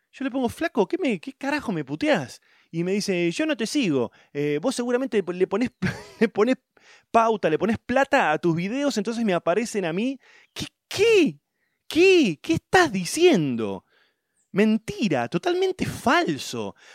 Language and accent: Spanish; Rufino, Santa Fe, Argentina; moved away; also born or lived in Miami / Albuquerque; Yo soy de Rufino Santa Fe, profesor de educación física de Rosario. Me fui a Miami en el 2000 con toda la caterva de indomesticados. Eh, viví tres años después en Albuquerque.